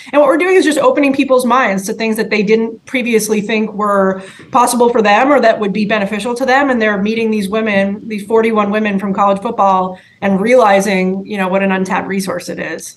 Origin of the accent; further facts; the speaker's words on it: Canada; I grew up in Canada